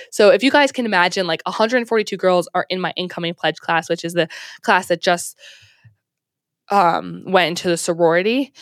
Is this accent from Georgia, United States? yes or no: no; Maryland, United States; moved away as an adult; also born or lived in Alabama